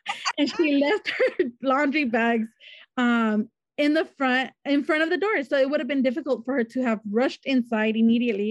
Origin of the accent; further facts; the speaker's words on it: Wilmington, California, United States; I'm from Wilmington, California